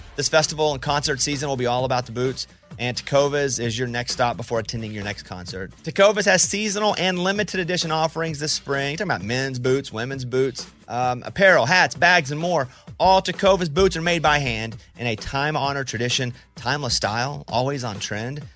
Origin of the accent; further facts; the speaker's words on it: Mountain Pine, Arkansas, United States; moved away; I grew up in Arkansas